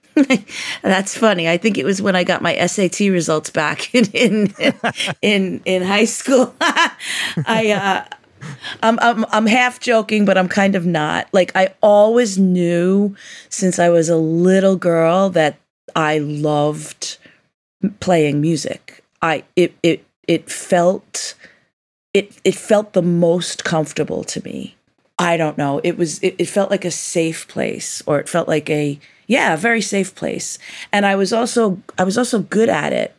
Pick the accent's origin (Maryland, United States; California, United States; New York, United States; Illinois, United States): New York, United States; growing up in New York